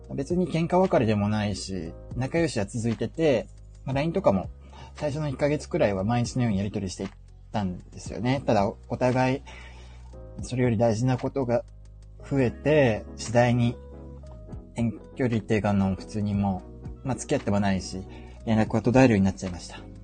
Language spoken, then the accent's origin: Japanese; Fukuoka, Japan; also born or lived in Yamaguchi / Tokyo; 福岡は、あのー、ふるさとなんで、あのー、よく福岡に帰ってたんですよね